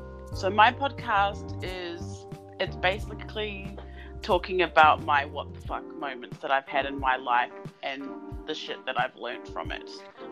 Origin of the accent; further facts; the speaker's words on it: Melbourne, Victoria, Australia; I host the podcast What the Fuck, and I'm from Melbourne, Australia.